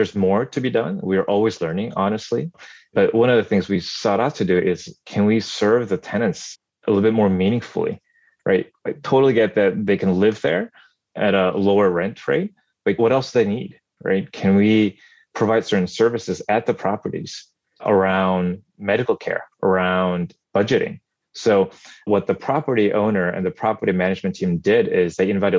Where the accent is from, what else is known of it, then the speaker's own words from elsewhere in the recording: South Korea; moved away; growing up in Korea during my childhood